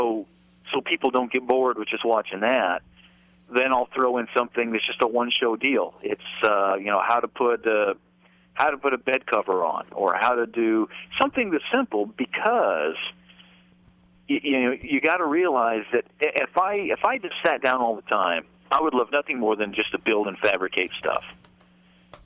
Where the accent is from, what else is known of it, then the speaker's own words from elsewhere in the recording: Idaho, United States; moved away as an adult; now in Nashville, United States; Grew up out there in Idaho, and then in the early 80s I moved to Nashville